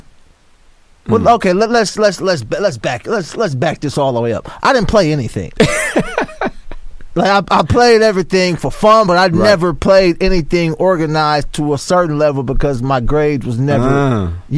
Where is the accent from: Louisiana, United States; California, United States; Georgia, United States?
California, United States; Sacramento; also born or lived in San Francisco / Los Angeles; I was born in Frisco and moved to Sacramento when I was probably about 6 years old